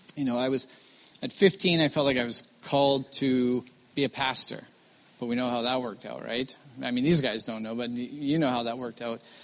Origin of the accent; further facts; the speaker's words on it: Vancouver, British Columbia, Canada; I am born and raised in Vancouver